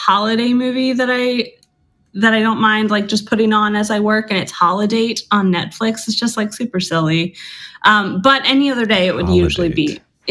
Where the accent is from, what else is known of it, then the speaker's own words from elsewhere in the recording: Virginia, United States; moved away as an adult; I recently moved back to Virginia, my home state, and I live in Richmond, Virginia